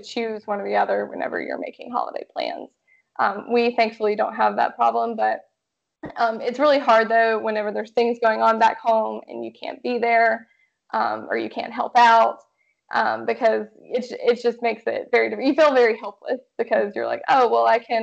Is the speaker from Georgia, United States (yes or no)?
yes; Georgia, United States; moved away as an adult; now in Washington, United States; Originally, I'm from Georgia